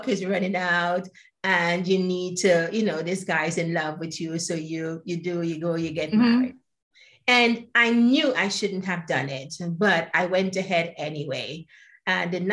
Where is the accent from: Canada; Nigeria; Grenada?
Grenada; also born or lived in Trinidad; now in United Kingdom; I was born in Grenada. It's known as the Spice Island.